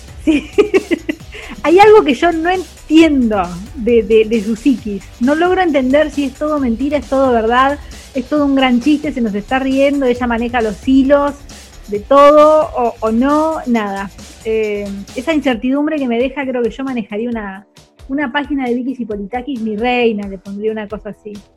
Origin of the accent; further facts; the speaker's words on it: Santa Fe, Argentina; now in Buenos Aires, Argentina; nací en Santa Fe, pero yo me crecí, crecí mucho más lejos.